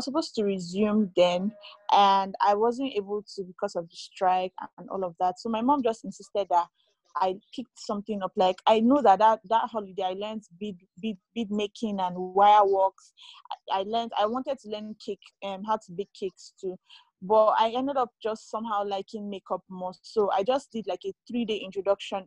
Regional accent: Kogi, Nigeria; I come from Kogi State in Nigeria.

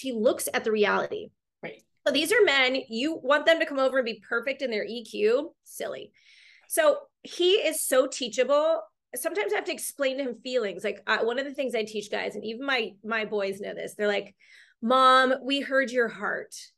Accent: Long Beach, California, United States; also born or lived in China / Costa Rica; I'm from Long Beach, California.

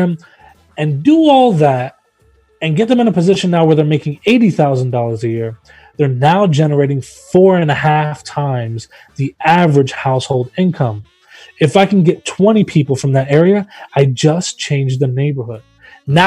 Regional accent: Memphis, Tennessee, United States; Memphis, I'm from Memphis, Tennessee

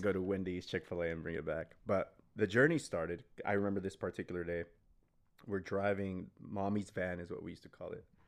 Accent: El Paso, Texas, United States; I grew up in El Paso, Texas

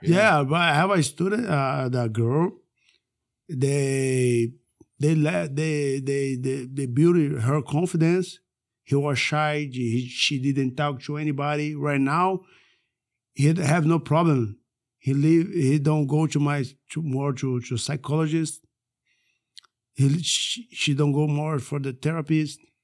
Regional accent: Manaus, Amazonas, Brazil; moved away; also born or lived in Rio de Janeiro; I came from Manaus

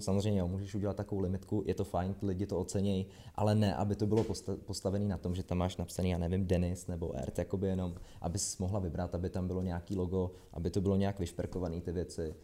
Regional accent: Trutnov, Hradec Králové Region, Czechia; now in Prague, Czech Republic; já jsem z Trutnova

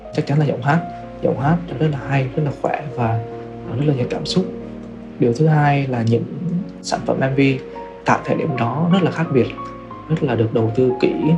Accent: Quảng Trị, Vietnam; now in Ho Chi Minh City, Vietnam; mình đang sống tại thành phố Hồ Chí Minh, quê của mình thì ở Quảng Trị

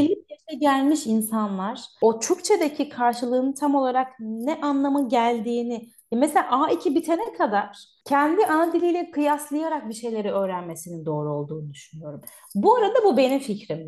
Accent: Artvin, Turkey; moved away as an adult; now in Cologne, Germany; ben Artvinliyim

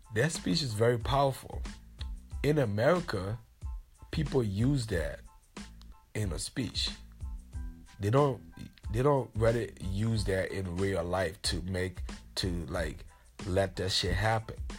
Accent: Liberia; I'm from Liberia and I grew up the city that I grew up in in Liberia was uh Omatade.

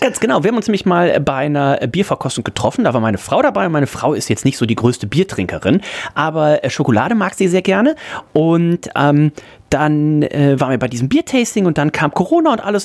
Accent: Leverkusen, North Rhine-Westphalia, Germany; now in Hamburg, Germany; ich komme ja aus der, aus der Gegend, aus dem Großraum Leverkusen

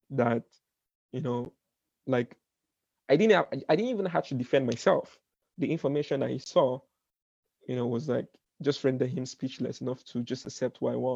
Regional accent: Brooklyn, New York, United States; I was like, oh, I'm from I'm from I'm from Brooklyn.

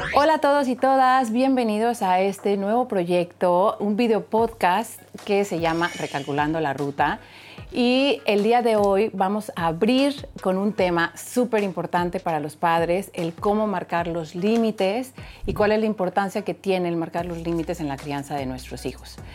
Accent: Mexico; soy mexicana

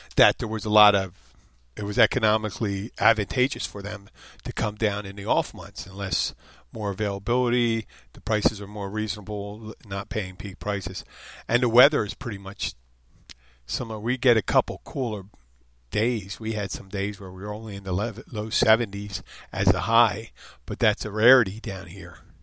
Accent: Philadelphia, Pennsylvania, United States; also born or lived in Jersey Shore; now in Florida Keys, United States; I'm from Philadelphia, the Jersey Shore

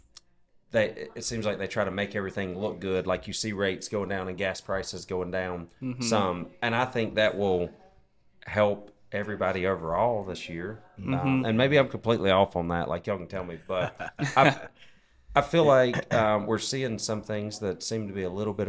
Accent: the South, United States; growing up in the South

